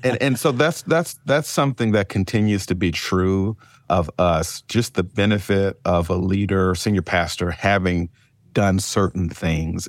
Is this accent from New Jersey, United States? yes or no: no; Mississippi, United States; moved away as an adult; also born or lived in Oakland, California / Memphis, Tennessee; now in Indian Wells, United States; I'm born and raised in Mississippi